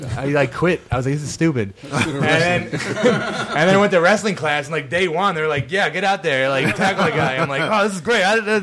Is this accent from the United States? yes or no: yes; Rochester, New York, United States; I'm from Rochester, like upstate, like Section 5.